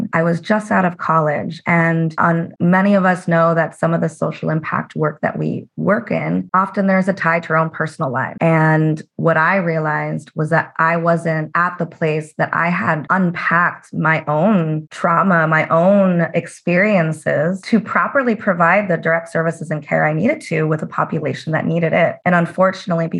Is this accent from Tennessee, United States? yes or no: no; Las Vegas, Nevada, United States; I'm originally from Las Vegas, my parents worked in the casinos and the service industry